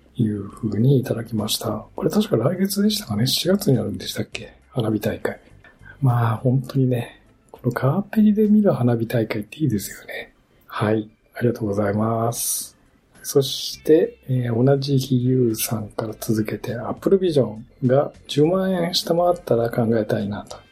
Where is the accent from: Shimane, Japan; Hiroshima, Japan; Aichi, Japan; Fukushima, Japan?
Shimane, Japan; now in Kanto, Japan; 島根の大六。これ、私の地元のお酒